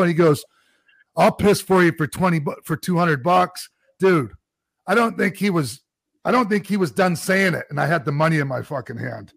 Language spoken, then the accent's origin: English; Tampa, Florida, United States; also born or lived in Minnesota; It was my hometown too. I'm Tampa boy